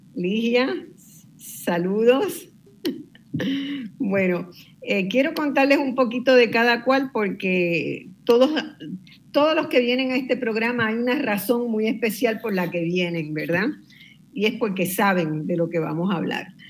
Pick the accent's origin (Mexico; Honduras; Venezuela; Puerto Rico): Puerto Rico; los puertorriqueños